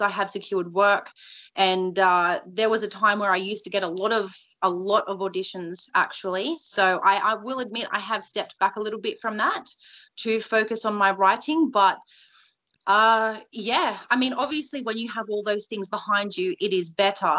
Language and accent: English; New South Wales, Australia; I am from New South Wales